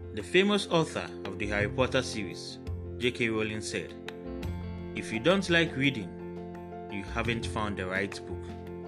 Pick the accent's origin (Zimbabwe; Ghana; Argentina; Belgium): Ghana; As a Ghanaian author